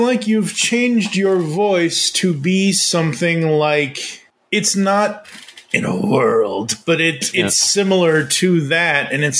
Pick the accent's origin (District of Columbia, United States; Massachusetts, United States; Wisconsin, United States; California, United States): Massachusetts, United States; moved away; I'm originally from Massachusetts